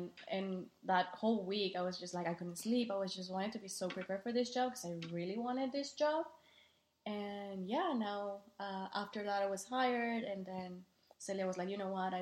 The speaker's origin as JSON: {"language": "English", "region": "Mexico City", "country": "Mexico", "tie": "born or raised there", "also_born_or_lived": "Toluca, Mexico", "accent": "Mexican", "second_language": "English", "moved": "as an adult", "lives_now": "Austin, United States", "said": "I was born in Mexico City. I moved away from Mexico City to a small town called Toluca, actually, and I went to college there."}